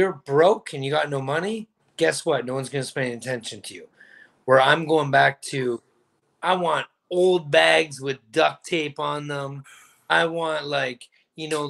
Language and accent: English; Orangeville, Ontario, Canada; moved away; I'm moving back to Orangeville